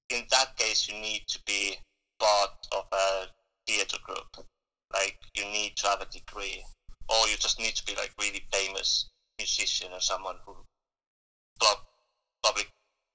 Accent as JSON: {"language": "English", "country": "Estonia", "tie": "born or raised there", "moved": "yes", "lives_now": "United Kingdom", "said": "Then I joined the local drama group in Estonia. That's where I'm from. I'm from Estonia."}